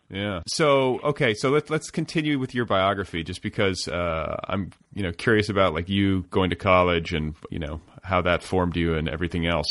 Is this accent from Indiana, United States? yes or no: yes; Indiana, United States; moved away as an adult; also born or lived in Boulder, Colorado; when I moved to Colorado to go to college, for instance, I was this kid from Indiana